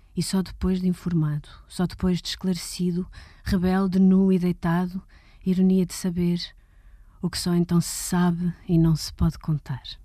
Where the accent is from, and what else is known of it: Portugal; born or raised there; also born or lived in London